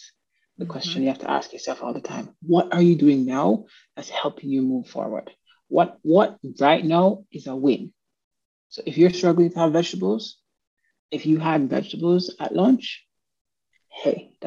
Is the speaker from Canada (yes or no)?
no; Jamaica; moved away; I'm from Jamaica